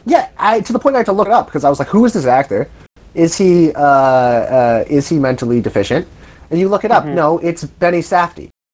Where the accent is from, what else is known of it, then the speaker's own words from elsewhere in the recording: Toronto, Ontario, Canada; I'm from Toronto